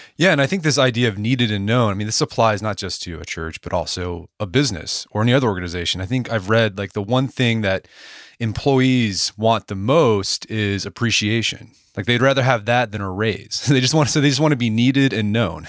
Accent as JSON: {"language": "English", "town": "Edmond", "region": "Oklahoma", "country": "United States", "tie": "born or raised there", "lives_now": "Tulsa, United States", "said": "I grew up in Edmond, Oklahoma, a suburb of Oklahoma City."}